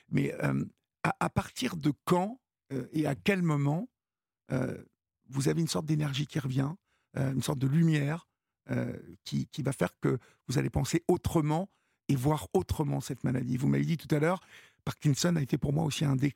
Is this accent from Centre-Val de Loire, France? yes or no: no; Évreux, Normandy, France; Bah voilà. Je suis d'Evreux, donc.